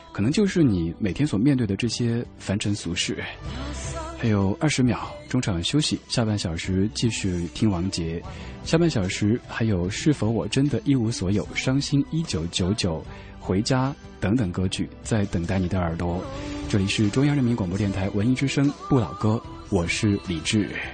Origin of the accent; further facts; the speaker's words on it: Chengdu, Sichuan, China; 我成都人，我们那儿吃火锅吃辣得特别厉害